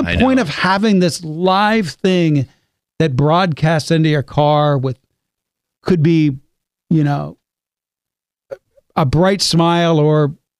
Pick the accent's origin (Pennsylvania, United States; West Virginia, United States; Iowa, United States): West Virginia, United States; My whole life, it's been trying to get rid of affects. You know? I mean, I grew up in West Virginia.